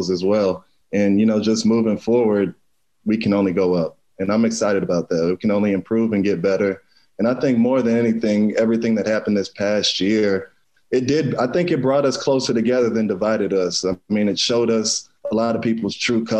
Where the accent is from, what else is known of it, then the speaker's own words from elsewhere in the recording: Pflugerville, Texas, United States; moved away as an adult; now in Kansas City, United States; my hometown school, Spring Hill, out in Pflugerville